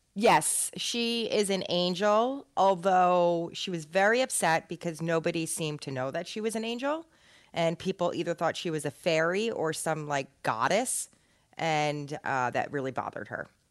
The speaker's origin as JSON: {"language": "English", "region": "New Jersey", "country": "United States", "said": "we're all from North Jersey"}